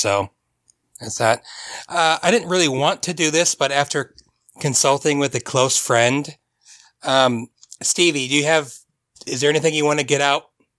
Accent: Fort Wayne, Indiana, United States; I'm from Fort Wayne.

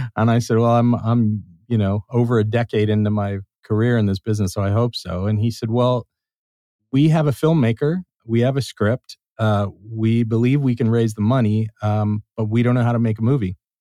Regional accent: Los Angeles, California, United States; I grew up in Los Angeles

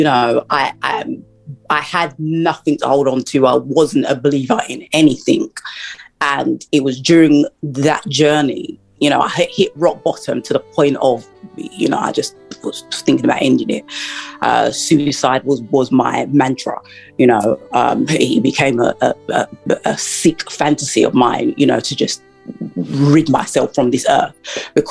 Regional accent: United Kingdom; also born or lived in Florida, United States; I'm from the United Kingdom, and after I graduated from university here

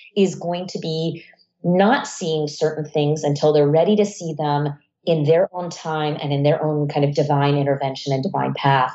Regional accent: United States; also born or lived in Iran; I moved to the US and grew up in the US

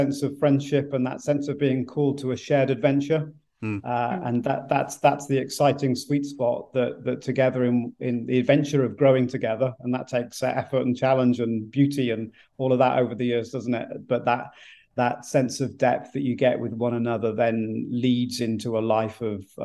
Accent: South Wales, United Kingdom; moved away as an adult; now in Ipswich, United Kingdom; we grew up in South Wales, so the west part of Great Britain, the United Kingdom, and moved as far as we could to the other side without getting wet as missionaries from Wales to England almost 30 years ago.

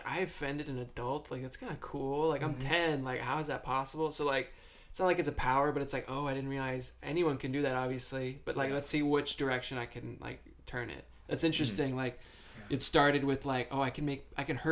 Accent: Rhode Island, United States; moved away; also born or lived in Massachusetts; I'm essentially from Rhode Island

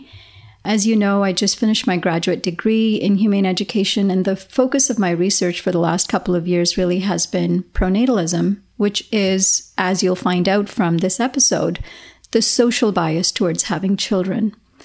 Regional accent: Canada; moved away; Calgary, Alberta, in my home country

